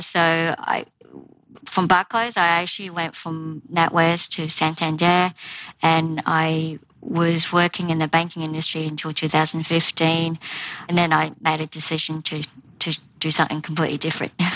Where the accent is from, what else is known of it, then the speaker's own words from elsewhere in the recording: Australia; moved away as an adult; also born or lived in Taiwan; now in United Kingdom; with a Taiwanese heritage and growing up in Australia